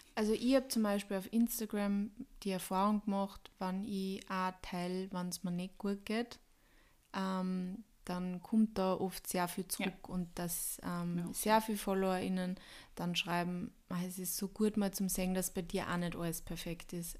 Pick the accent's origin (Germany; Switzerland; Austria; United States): Austria; ich bin Österreicher